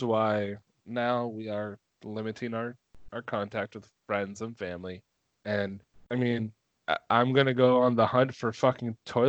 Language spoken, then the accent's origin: English; Minnesota, United States